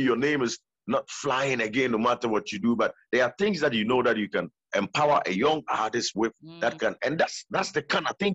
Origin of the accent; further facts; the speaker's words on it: Ghana; being Ghanaian